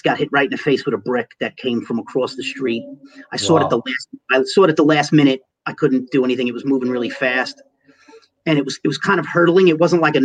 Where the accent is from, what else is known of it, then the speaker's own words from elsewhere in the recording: New York City, New York, United States; moved away as an adult; also born or lived in Long Island City; now in Suffolk County, United States; I grew up in Manhattan. I was a third-generation Manhattan kid. I lived in Manhattan for my first 33 years.